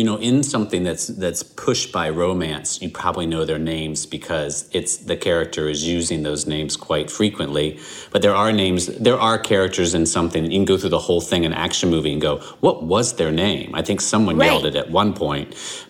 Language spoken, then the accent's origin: English; the South, United States; I grew up in the South.